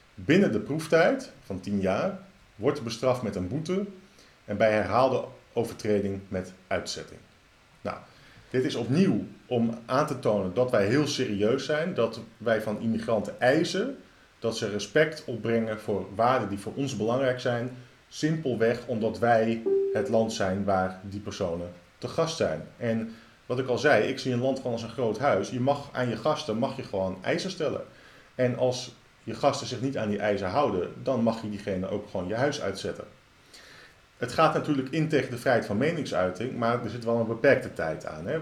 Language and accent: Dutch; Netherlands; als Nederlanders